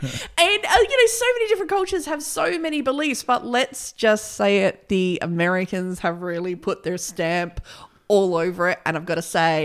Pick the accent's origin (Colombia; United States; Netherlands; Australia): Australia; Well, we're Australian.